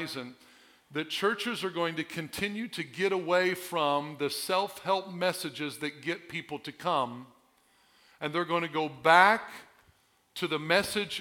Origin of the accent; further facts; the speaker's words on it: Southern Illinois, United States; I was born and raised in Southern Illinois